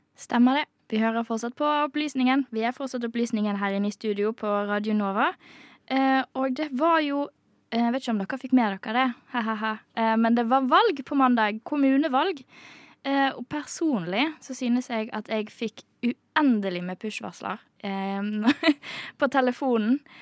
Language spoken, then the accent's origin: Norwegian; Bergen, Vestland, Norway; jeg kommer jo fra Bergen